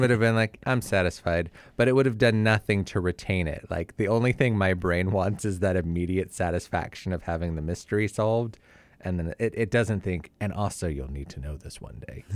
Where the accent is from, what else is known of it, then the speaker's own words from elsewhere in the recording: Southern California, United States; moved away; also born or lived in Utah; I'm from Southern California